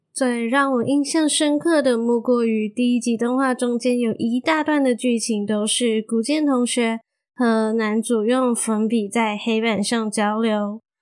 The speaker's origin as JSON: {"language": "Chinese", "country": "Malaysia", "also_born_or_lived": "Taiwan", "moved": "as an adult", "said": "我已经从台湾彻彻底底地的搬回马来西亚生活喽"}